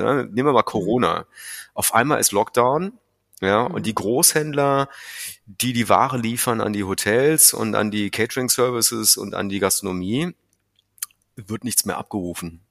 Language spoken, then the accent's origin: German; North Rhine-Westphalia, Germany; moved away; also born or lived in Meerbusch / Asia; ich bin, wie du sagst, im schönen Rheinland groß geworden, in einem Dorf